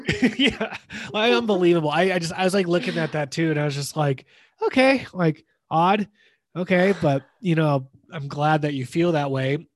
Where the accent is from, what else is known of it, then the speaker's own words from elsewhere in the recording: California, United States; now in Denver, United States; we grew up you and I grew up in California